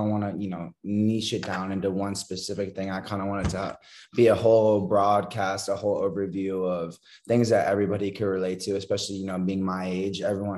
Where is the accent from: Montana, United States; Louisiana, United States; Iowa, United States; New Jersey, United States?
Montana, United States; born there; I was actually born. I was born in Montana. That's where my parents met at school.